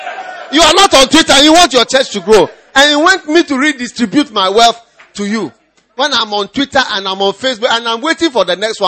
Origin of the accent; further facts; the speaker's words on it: Nigeria; I'm a Nigerian. The blood is flowing in my veins.